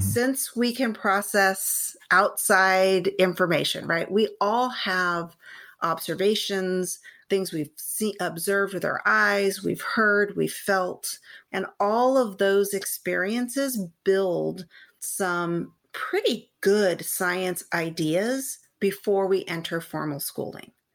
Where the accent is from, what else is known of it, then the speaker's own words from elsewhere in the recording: San Gabriel Valley, California, United States; So I am a California native. I grew up in the San Gabriel Valley